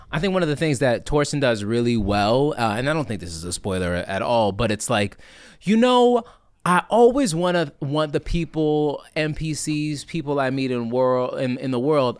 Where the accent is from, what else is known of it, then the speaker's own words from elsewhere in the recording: Washington, District of Columbia, United States; also born or lived in Miami, Florida; now in New York, United States; I hail from Washington, D C, but I spent a lot of time in Miami, Florida